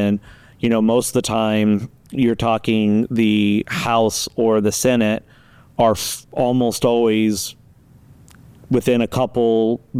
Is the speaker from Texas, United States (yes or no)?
no; Las Vegas, Nevada, United States; I'm from Las Vegas, Nevada